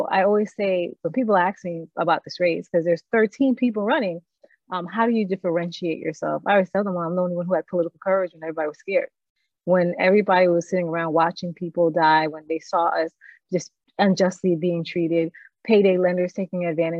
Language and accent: English; New York, United States; also born or lived in Miramar, Florida; I grew up in New York and in Miramar in Broward.